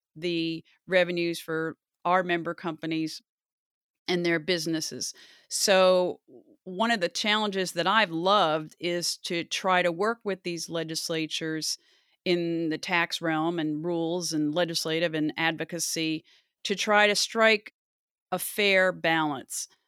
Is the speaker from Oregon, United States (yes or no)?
no; Loudonville, New York, United States; I grew up outside of Albany in a little town called Loudonville